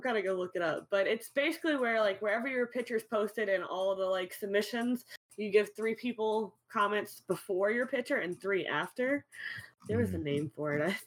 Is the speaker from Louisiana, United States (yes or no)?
yes; New Orleans, Louisiana, United States; I'm from New Orleans